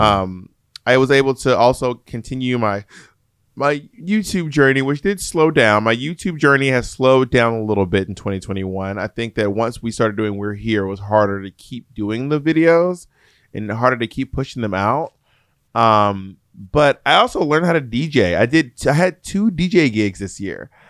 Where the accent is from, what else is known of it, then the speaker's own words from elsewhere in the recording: Georgia, United States; moved away; I grew up in Georgia